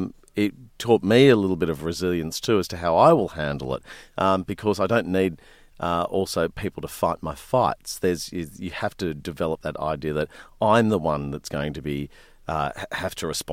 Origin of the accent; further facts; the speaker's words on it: New South Wales, Australia; when I was a kid growing up in the Blue Mountains of, you know, west of Sydney